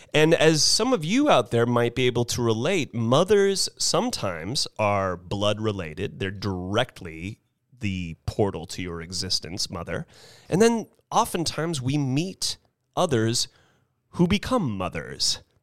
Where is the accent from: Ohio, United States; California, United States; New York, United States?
California, United States; Carmel Highlands; the Carmel Highlands community that my mom was lucky to therefore grow up in, that I was lucky to therefore grow up